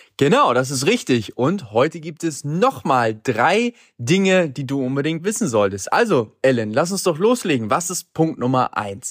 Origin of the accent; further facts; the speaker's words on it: Hamburg, Germany; ich komme aus Hamburg